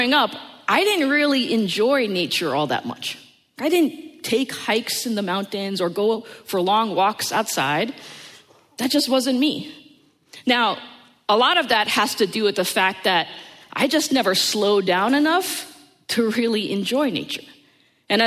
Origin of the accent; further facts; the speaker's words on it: United States; I was born and raised in the New York, New Jersey area